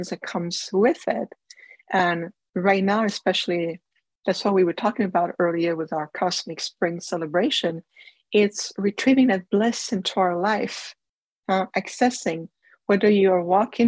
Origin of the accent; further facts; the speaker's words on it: Canada; I was born in Canada